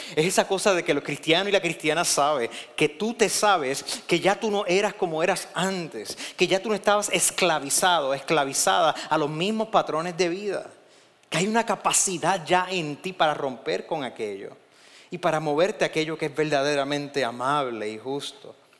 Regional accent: Puerto Rico; en Puerto Rico estamos bien pegaditos de Estados Unidos

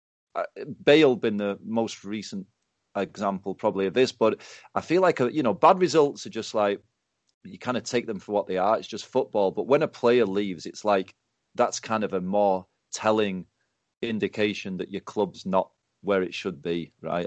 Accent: the North of England, United Kingdom; I'm a Northerner

